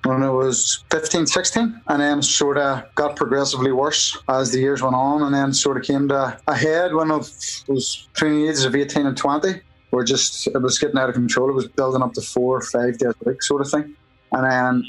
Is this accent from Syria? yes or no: no; Lurgan, Northern Ireland, United Kingdom; From Lurgan up in the north of Ireland, Armagh, County Armagh.